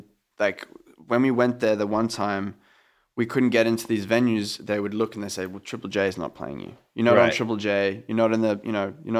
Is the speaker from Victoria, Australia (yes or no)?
no; Sydney, New South Wales, Australia; I'm from Sydney. I've seen bands play, you know, the Horden.